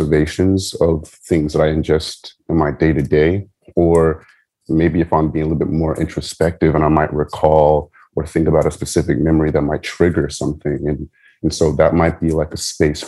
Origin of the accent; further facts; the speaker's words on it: San Diego, California, United States; I grew up in San Diego, California